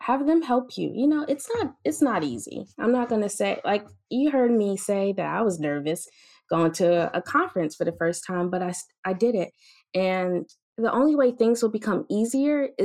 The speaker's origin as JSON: {"language": "English", "region": "the South", "country": "United States", "tie": "born or raised there", "lives_now": "Tuskegee, United States", "said": "growing up in the South"}